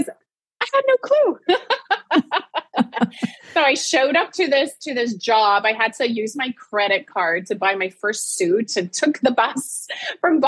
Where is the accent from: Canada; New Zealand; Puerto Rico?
Puerto Rico; I was born and raised in Puerto Rico